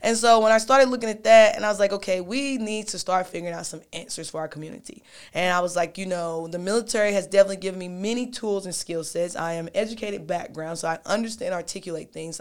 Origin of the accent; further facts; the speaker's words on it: Knoxville, Tennessee, United States; I'm born and raised, I'm from Knoxville, Tennessee